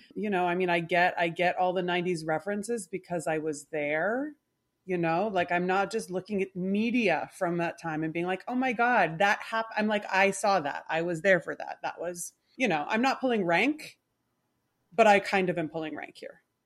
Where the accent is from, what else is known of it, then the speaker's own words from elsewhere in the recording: Canada; I, I am Canadian